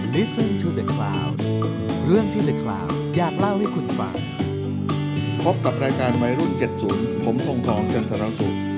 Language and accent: Thai; Thailand; also born or lived in New York, United States; ภาษาอังกฤษผมก็เหมือนคนไทยมาตรฐานทั่วไป